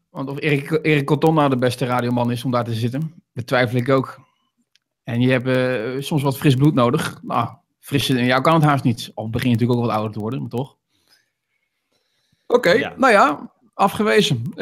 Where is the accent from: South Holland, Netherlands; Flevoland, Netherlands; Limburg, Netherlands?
South Holland, Netherlands; Rotterdam; Als Rotterdammer dan, hè? Als Rotterdammer dan natuurlijk, hè?